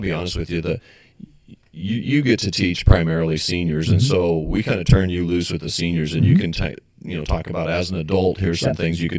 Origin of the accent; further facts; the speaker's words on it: Western Nebraska, United States; we're from Western Nebraska.